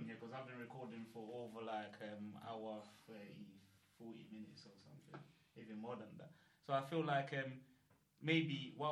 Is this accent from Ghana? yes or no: yes; Kumasi, Ashanti, Ghana; moved away; Growing up in Ghana, when I was living in like Kumasi in some village